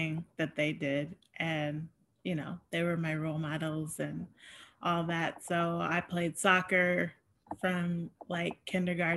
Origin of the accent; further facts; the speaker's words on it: Springfield, Ohio, United States; I grew up in Ohio, and I have two older brothers